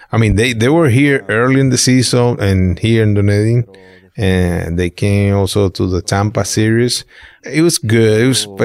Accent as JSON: {"language": "English", "town": "Tijuana", "region": "Baja California", "country": "Mexico", "tie": "born or raised there", "said": "since it's a Little league, uh, back in Mexico, my dad, uh, he was the manager, like the coach of my team"}